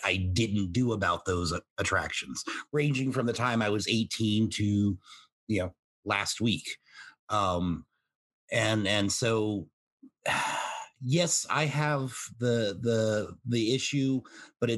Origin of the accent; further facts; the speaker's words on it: the South, United States; I was raised in the South for the most part